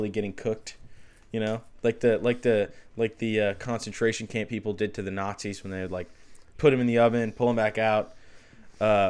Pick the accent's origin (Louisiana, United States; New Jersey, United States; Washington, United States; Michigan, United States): Michigan, United States; Northern; I'm from Northern Michigan